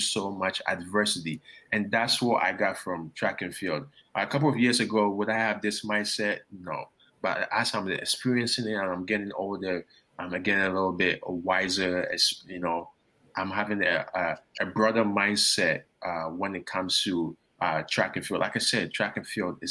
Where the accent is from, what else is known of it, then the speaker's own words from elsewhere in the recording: Ghana; also born or lived in Toronto, Canada; now in Baton Rouge, United States; growing up in Ghana, moving to Canada